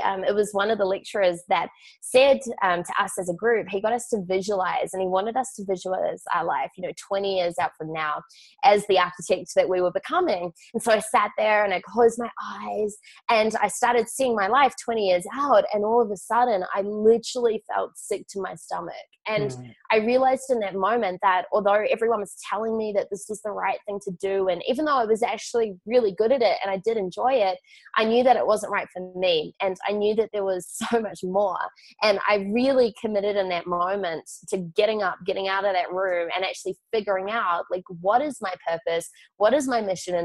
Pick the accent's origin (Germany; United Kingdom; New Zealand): New Zealand; Auckland; I grew up in Auckland, New Zealand